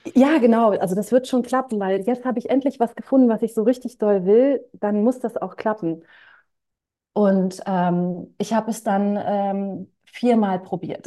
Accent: Hanover, Lower Saxony, Germany; ich bin in Hannover groß geworden

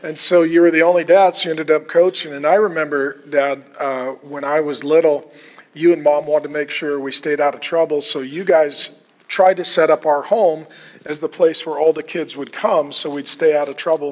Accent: Minnesota, United States; That was the homestead I was brought to when I was born

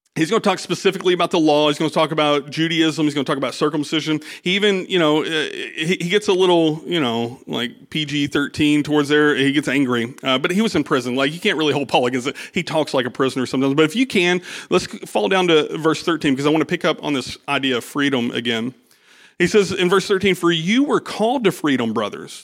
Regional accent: United States; I'm an American

